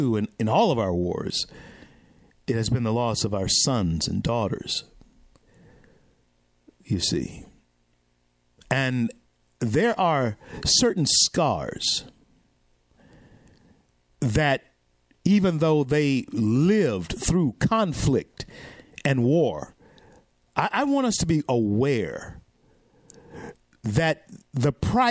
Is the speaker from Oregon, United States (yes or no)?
no; Shreveport, Louisiana, United States; where I am right now in my hometown of Shreveport, Louisiana